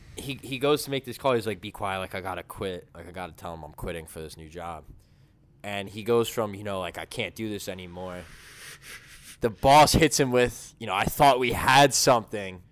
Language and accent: English; Caldwell, New Jersey, United States; I'm like, "Caldwell."